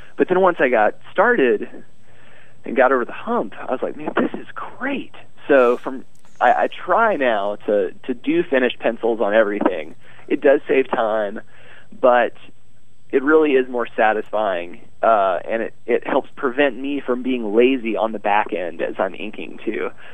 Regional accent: Arkansas, United States; moved away as an adult; Arkansas, my home state

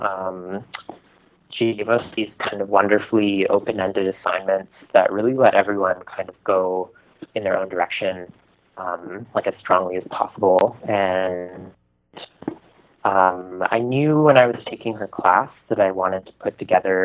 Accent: Ottawa, Ontario, Canada; I grew up in Ottawa.

